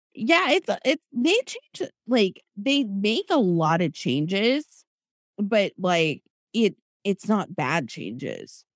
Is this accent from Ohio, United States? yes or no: no; Florida, United States; also born or lived in Iowa; I grew up in Iowa, and then we moved early on to, to Florida